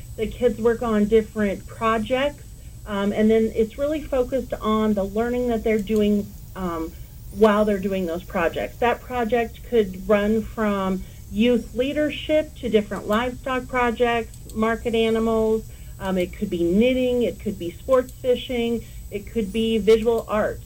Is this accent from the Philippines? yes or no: no; Denver, Colorado, United States; moved away as an adult; now in Cheyenne, United States; I was born and raised in the Denver area